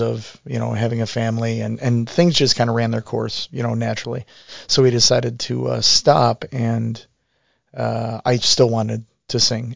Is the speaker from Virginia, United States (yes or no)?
no; Garfield Heights, Ohio, United States; now in Parma, United States; I grew up in Garfield Heights